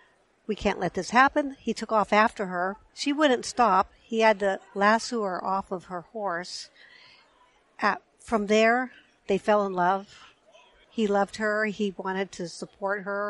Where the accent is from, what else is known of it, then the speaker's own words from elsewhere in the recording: Napa, California, United States; also born or lived in Fort Bragg, California; I was born in Fort Bragg, and then my family just kind of worked their way down the coast to Napa eventually. And that's where I finished growing up.